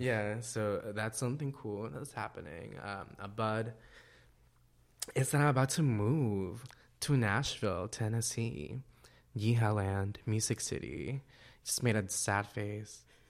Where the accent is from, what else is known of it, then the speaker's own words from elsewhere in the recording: El Salvador; moved away; my life in El Salvador